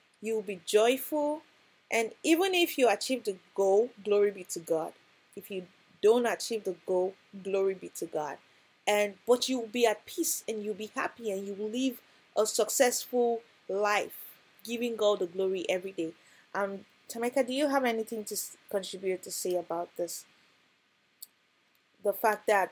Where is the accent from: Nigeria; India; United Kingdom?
Nigeria; growing up in Nigeria